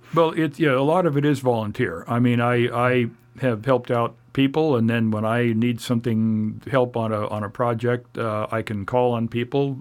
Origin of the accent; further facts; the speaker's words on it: Oregon City, Oregon, United States; moved away as an adult; also born or lived in Orange County, California / Ventura, California / Indiana; I grew up in Oregon City in the Portland and Portland areas